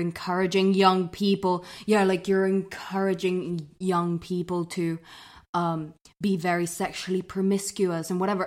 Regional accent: London, United Kingdom; I grew up in London

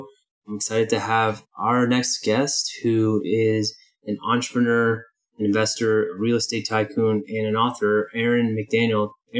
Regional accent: San Francisco, California, United States; I'm from San Francisco and grew up in the peninsula as well.

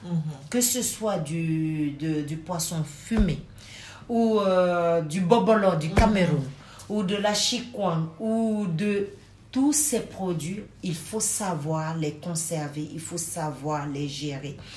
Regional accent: Côte d’Ivoire; moved away as an adult; also born or lived in Senegal (parents); now in Brussels, Belgium; je suis sénégalaise de père et de mère. Ok. Mais par contre, je suis euh, une personne ayant, ayant pour moi deux cultures. Je suis née en Côte d'Ivoire ah, J'y ai fait mes études.

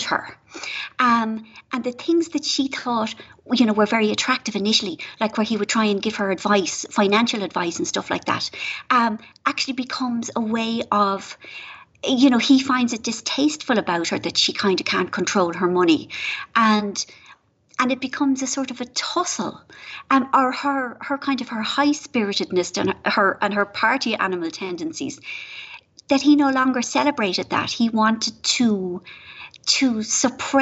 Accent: Ireland; moved away

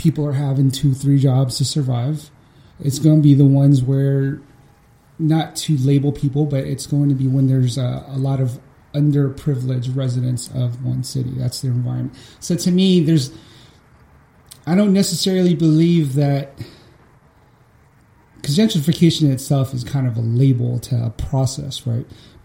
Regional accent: San Francisco, California, United States; I grew up in Lakeview primarily, like Excelsior

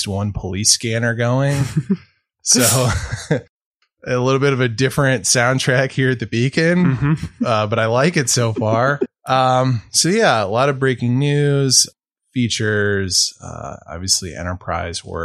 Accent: St. Louis, Missouri, United States; also born or lived in Billings, Montana; now in Montana, United States; I'm originally from St. Louis

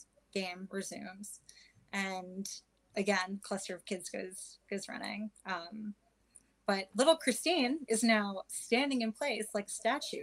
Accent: New York, United States; I grew up in New York, my younger years

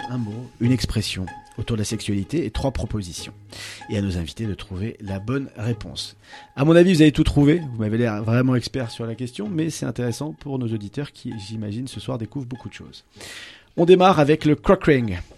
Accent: England, United Kingdom; Ben, vous savez, moi je viens d'Angleterre, on dit lazo permis.

